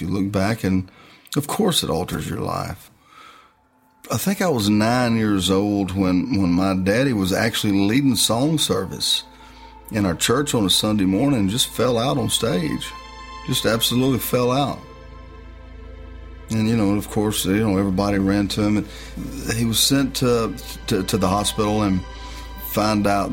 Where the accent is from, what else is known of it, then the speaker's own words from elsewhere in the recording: West Monroe, Louisiana, United States; now in Nashville, United States; I'm from North Louisiana, a town called Monroe, in West Monroe, Louisiana. But Nashville is my home. I've been here a long time